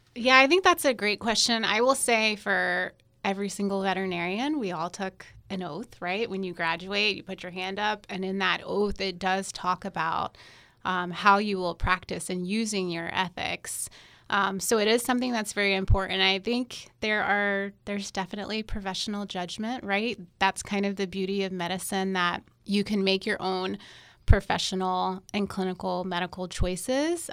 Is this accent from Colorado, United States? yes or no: no; North Carolina, United States; moved away as an adult; also born or lived in Alabama / Houston, Texas; now in Florida, United States; I am originally from North Carolina.